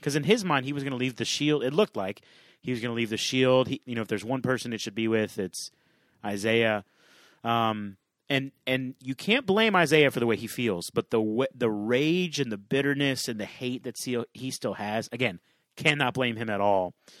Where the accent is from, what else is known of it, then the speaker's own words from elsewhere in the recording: the South, United States; Yeah, I'm from the South, man.